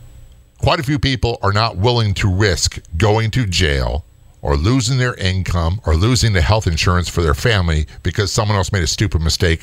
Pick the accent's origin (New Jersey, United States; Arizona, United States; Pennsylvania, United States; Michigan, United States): New Jersey, United States; born there; I was born in Northern Jersey, and although I was a Navy brat, we returned to visit family all the time.